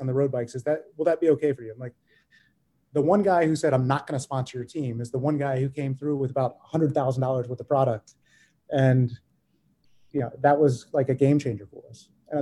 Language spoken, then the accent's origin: English; the South, United States; we're from the South